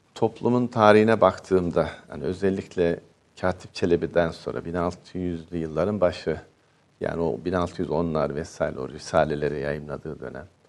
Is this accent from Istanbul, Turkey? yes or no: no; Ankara, Turkey; also born or lived in unnamed village (birthplace); doğduğum köyde ilkokul birinci sınıfı okudum ama 5 yaş 2 aylıkken e, okula başladım. Ee, bütün aile Ankara'ya göçmüştü.